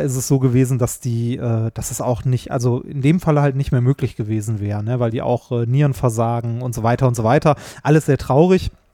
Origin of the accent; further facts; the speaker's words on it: Essen, North Rhine-Westphalia, Germany; ich komme ja aus Essen und ähm, ich bin ohne Scheiß wahrscheinlich so zwei Kilometer von der Weststadthalle entfernt bin ich aufgewachsen